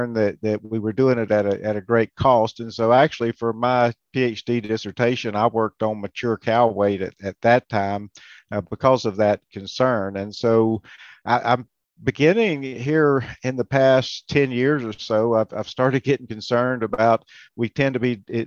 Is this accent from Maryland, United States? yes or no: no; Florida, United States; moved away as an adult; also born or lived in Alabama / Georgia; now in Kentucky, United States; I grew up in Florida on a cow-calf operation